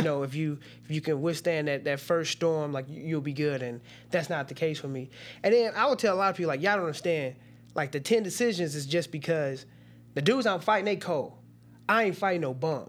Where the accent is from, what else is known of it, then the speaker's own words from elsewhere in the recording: Cahokia, Illinois, United States; also born or lived in Washington Park, Illinois / East St. Louis, Illinois; growing up in East Saint Louis and Cahokia